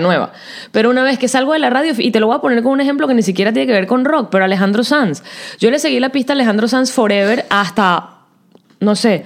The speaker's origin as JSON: {"language": "Spanish", "country": "Venezuela", "also_born_or_lived": "Puerto Rico", "accent": "Venezuelan", "moved": "as an adult", "said": "yo hablaba con mi acento venezolano"}